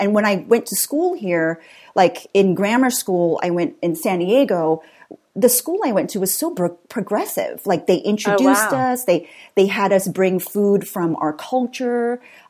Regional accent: Singapore; also born or lived in Vietnam / Southern California; So my dad's Irish American, my mom's Vietnamese, and I was born in Vietnam, but raised in Singapore and Southern California.

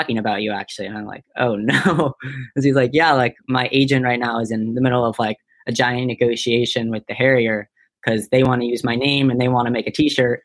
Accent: Boulder, Colorado, United States; moved away; I'm from Boulder

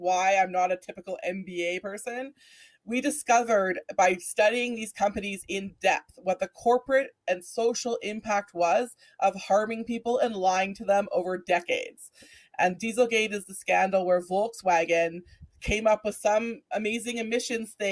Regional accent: Alberta, Canada; someone that I grew up with here in Alberta

